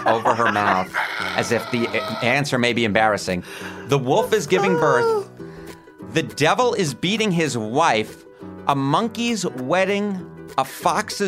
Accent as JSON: {"language": "English", "region": "New York", "country": "United States", "accent": "New York", "said": "my New York accent"}